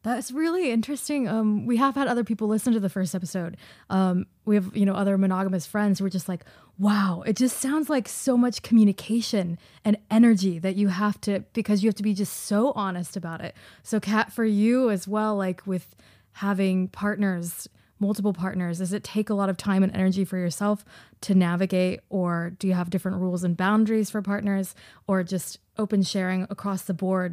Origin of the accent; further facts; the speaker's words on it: Fort Worth, Texas, United States; moved away; I'm from Fort Worth